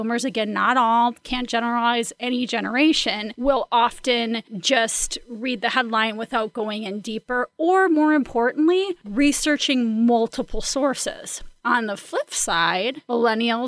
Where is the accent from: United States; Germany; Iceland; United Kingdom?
United States; Midwest; I'm from the Midwest